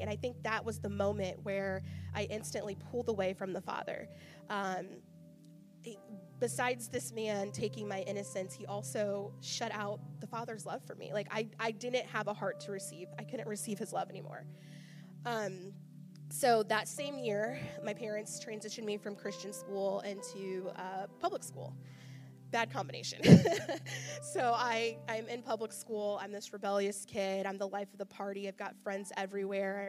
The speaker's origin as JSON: {"language": "English", "town": "Charleston", "region": "Illinois", "country": "United States", "also_born_or_lived": "Kentucky", "moved": "as an adult", "said": "I'm from Charleston, so I was going to go to Eastern"}